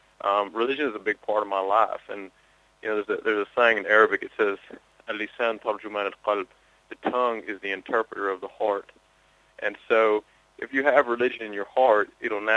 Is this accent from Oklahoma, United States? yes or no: yes; Oklahoma, United States; I grew up around a lot of Southern Baptist Christians, because I grew up in Oklahoma